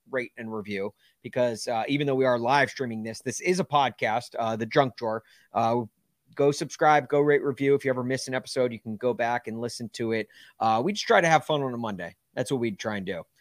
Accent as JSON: {"language": "English", "town": "Nashville", "region": "Tennessee", "country": "United States", "tie": "born or raised there", "said": "growing up in Nashville"}